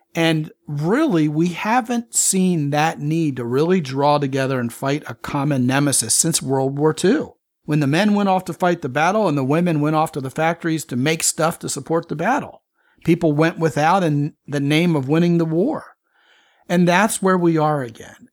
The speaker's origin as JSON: {"language": "English", "town": "Baltimore", "region": "Maryland", "country": "United States", "tie": "born or raised there", "said": "growing up in Baltimore"}